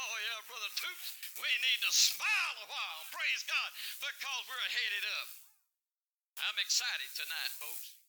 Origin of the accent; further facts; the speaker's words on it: Louisiana, United States; I'm from Louisiana